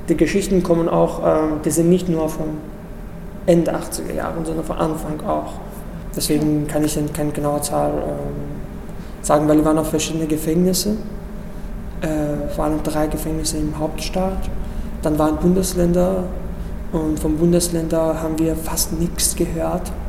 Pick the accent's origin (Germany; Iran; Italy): Iran; moved away as an adult; Ich komme ursprünglich aus dem Iran. Da habe ich im Iran angefangen, Theater zu, zu arbeiten. Als ich zwölf war, habe ich mit Fernsehen und Radio angefangen.